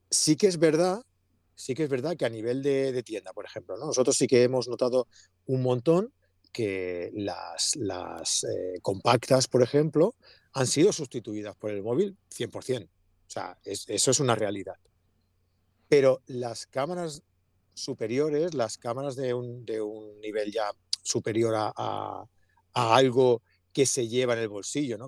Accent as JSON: {"language": "Spanish", "town": "Sant Feliu de Llobregat", "region": "Catalonia", "country": "Spain", "tie": "born or raised there", "said": "Yo nací en San Felipe de Bregat."}